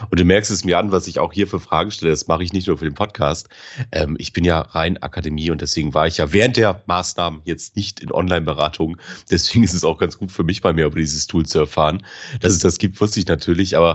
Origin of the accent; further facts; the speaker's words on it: Bremen, Germany; ich komme ja aus Bremen, so aus Interesse.